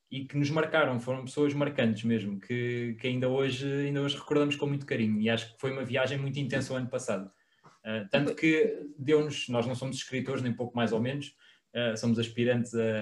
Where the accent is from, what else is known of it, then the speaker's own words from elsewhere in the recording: Portugal; nós próprios enquanto portugueses, ou seja, nós estávamos muito virados para o nosso turismo